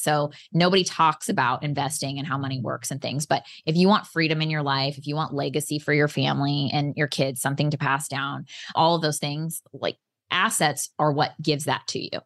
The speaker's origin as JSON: {"language": "English", "region": "Oklahoma", "country": "United States", "tie": "born or raised there", "also_born_or_lived": "San Diego, California", "moved": "yes", "said": "I am originally from San Diego, but I grew up on an eighty acre ranch in Oklahoma"}